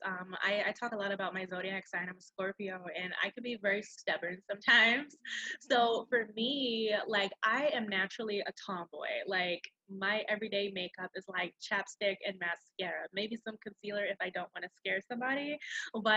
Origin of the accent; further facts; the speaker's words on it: Charleston, South Carolina, United States; moved away as an adult; now in Rock Hill, United States; I am from originally Charleston, South Carolina, but I currently live in Rock Hill, South Carolina